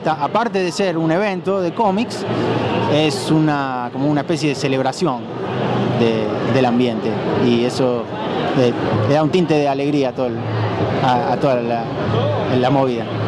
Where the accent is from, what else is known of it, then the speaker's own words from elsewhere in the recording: Rosario, Santa Fe, Argentina; yo soy de acá de Rosario.